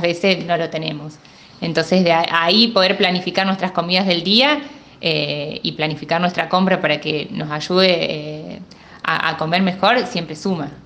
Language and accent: Spanish; Morteros, Córdoba, Argentina; moved away; yo nací en Morteros y bueno, hoy, por, esta situación tengo toda mi familia lejos